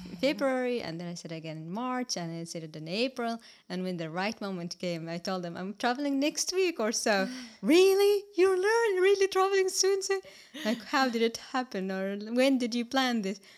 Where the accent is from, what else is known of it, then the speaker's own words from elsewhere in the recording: Palestine; first language Arabic; English is a second language; moved away as an adult; now in Estonia; I'm from Palestine and I have been here in Estonia for five years.